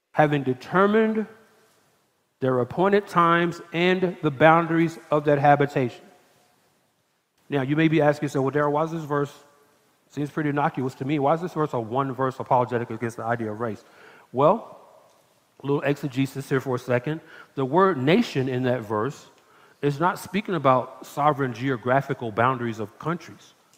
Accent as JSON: {"language": "English", "town": "Atlanta", "region": "Georgia", "country": "United States", "moved": "yes", "lives_now": "Texas, United States", "said": "I'm from Atlanta"}